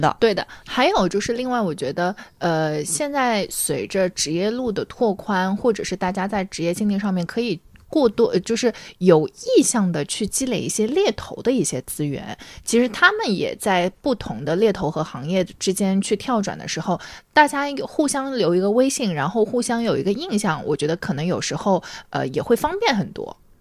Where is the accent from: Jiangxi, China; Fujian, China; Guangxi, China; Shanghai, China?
Shanghai, China; 我是上海人嘛